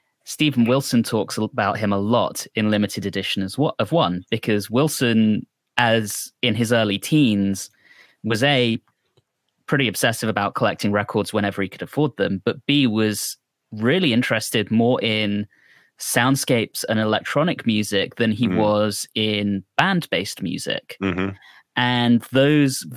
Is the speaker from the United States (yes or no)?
no; United Kingdom; growing up in Britain